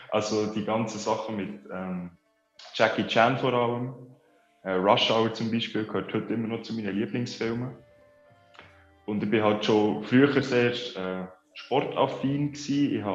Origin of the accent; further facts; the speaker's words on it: Konolfingen, Bern, Switzerland; aus Bern, also aus Konofingen, besser gesagt. Schon etwa 20 Minuten Fahrt von Bern.